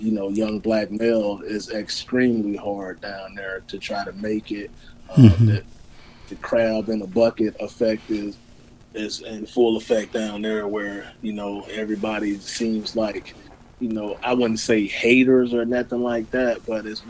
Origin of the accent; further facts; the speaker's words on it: Macon, Mississippi, United States; moved away as an adult; I'm born and raised in Macon, Mississippi.